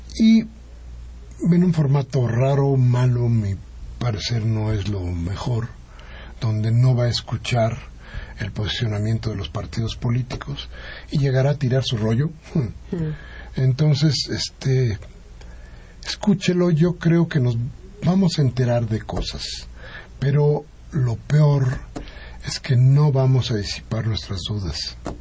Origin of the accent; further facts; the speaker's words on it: Mexico; seguimos siendo mexicanos